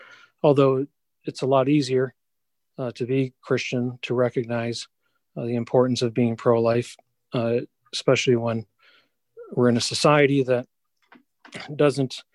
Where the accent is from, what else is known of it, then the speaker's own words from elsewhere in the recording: Shelby Township, Michigan, United States; I grew up in Shelby Township, Metro Detroit area.